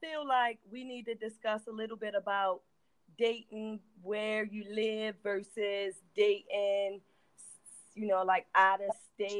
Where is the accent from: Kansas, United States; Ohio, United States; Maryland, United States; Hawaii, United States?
Maryland, United States; Baltimore; I'm from the Heights, so Park Heights people, please don't take no offense.